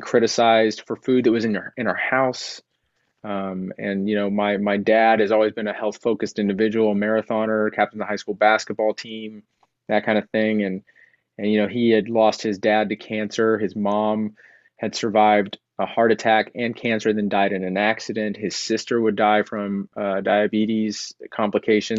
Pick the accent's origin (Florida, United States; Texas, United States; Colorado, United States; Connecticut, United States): Texas, United States; I grew up in Texas